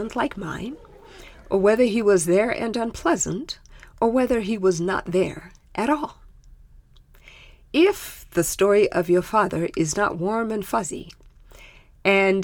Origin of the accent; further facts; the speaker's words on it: Zimbabwe; first language Shona; English is a second language; moved away; in my native tongue, which is called Shona